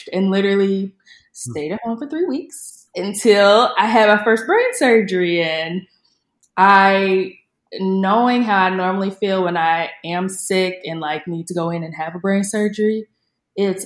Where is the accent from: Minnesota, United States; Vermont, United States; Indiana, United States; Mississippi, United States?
Indiana, United States; I'm a February baby, and I'm from Indiana, so it's cold there